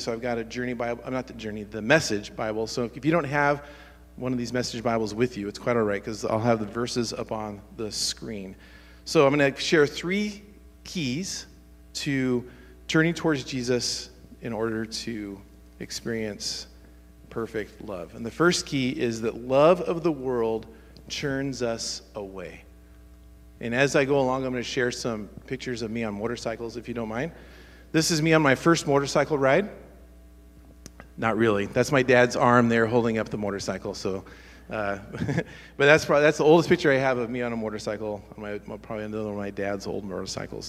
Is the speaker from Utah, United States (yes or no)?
no; Medford, Oregon, United States; where I grew up in Medford, which is southern Oregon